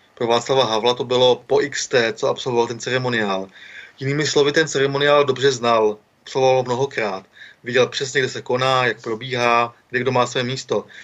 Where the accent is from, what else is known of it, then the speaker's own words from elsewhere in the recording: Karlovy Vary, Karlovy Vary Region, Czechia; jsem z Karlových Horod